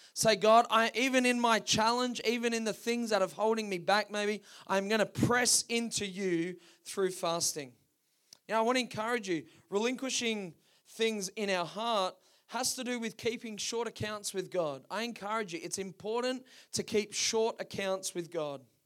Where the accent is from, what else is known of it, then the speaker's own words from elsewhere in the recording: Perth, Western Australia, Australia; down on the coast where we grew up in Perth.